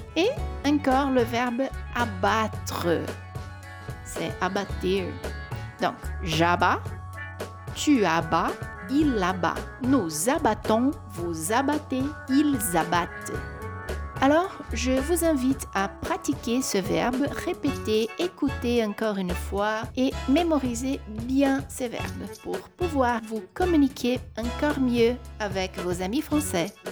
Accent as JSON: {"language": "French", "country": "Brazil", "said": "je suis brésilienne et professeure de français"}